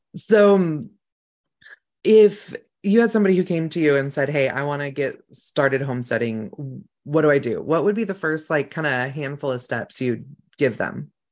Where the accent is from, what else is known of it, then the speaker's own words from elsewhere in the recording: Mendocino County, California, United States; that's where I grew up was in Mendocino County